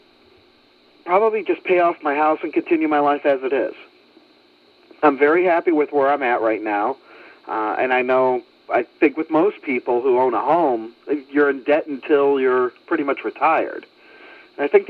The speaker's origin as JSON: {"language": "English", "town": "Chicago", "region": "Illinois", "country": "United States", "tie": "born or raised there", "said": "my hometown team, the Chicago White Sox"}